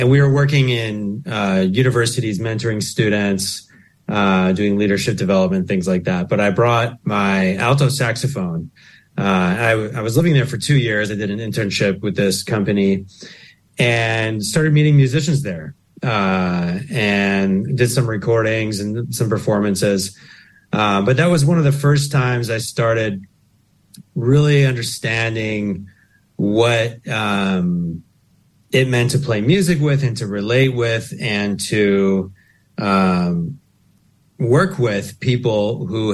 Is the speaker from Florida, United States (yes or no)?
no; Chicago, Illinois, United States; moved away as an adult; also born or lived in Indiana / Los Angeles / Skopje, North Macedonia; now in New Zealand; how I was raised in the Midwest of the United States